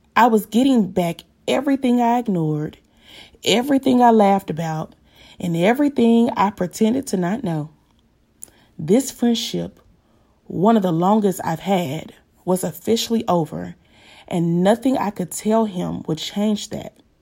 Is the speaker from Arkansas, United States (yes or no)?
yes; Pine Bluff, Arkansas, United States; a Black woman born and raised in Pine Bluff, Arkansas